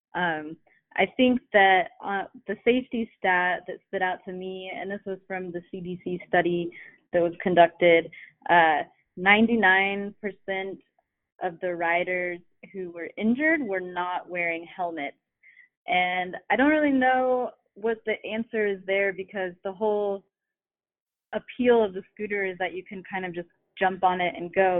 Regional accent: Fort Pierce, Florida, United States; moved away; my hometown of Fort Pierce, Florida

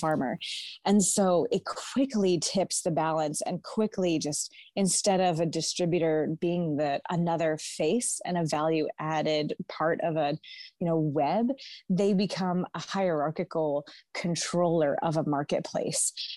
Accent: Naples, New York, United States; I grew up here in the Finger Lakes of Western New York in my father's garden

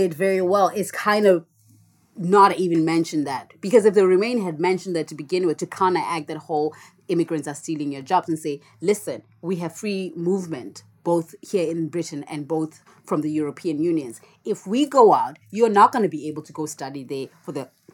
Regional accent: South Africa; now in United Kingdom; I'm a South African immigrant living in the UK

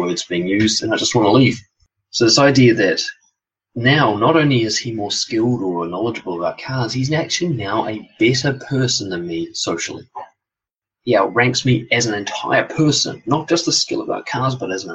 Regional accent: Auckland, New Zealand; born and raised in West Auckland, well, raised there anyway

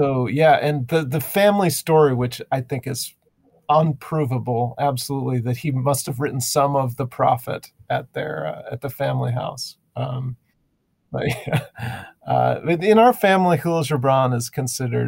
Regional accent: Chicago, Illinois, United States; also born or lived in San Diego, California; I grew up in mostly, I was born in California, San Diego, and we moved to the Chicago area for my dad's job

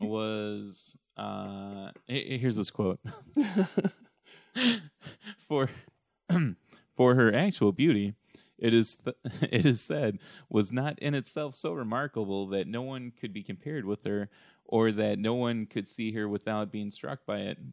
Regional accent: Shelby Township, Michigan, United States; my hometown

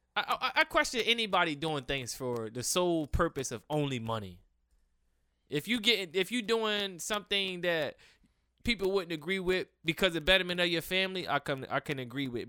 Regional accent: Cambridge, Maryland, United States; I'm from Cambridge, Maryland

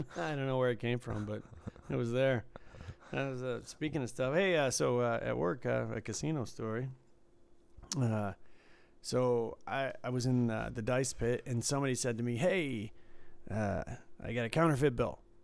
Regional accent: Detroit, Michigan, United States; where I was from in the suburbs of Detroit

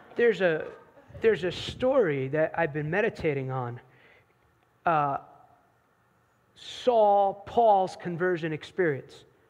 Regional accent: New Jersey, United States; now in North Carolina, United States; I grew up in New Jersey. I don't live in New Jersey now. I live in the promised land of North Carolina now.

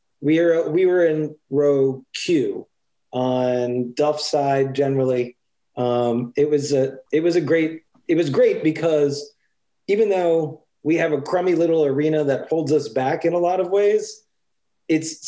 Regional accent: New Jersey, United States; moved away as an adult; now in Baltimore, United States; I'm from Jersey originally, moved to Baltimore in 2005

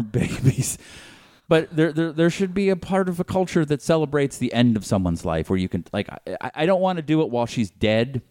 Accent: Boston, Massachusetts, United States; now in Los Angeles, United States; growing up in Boston

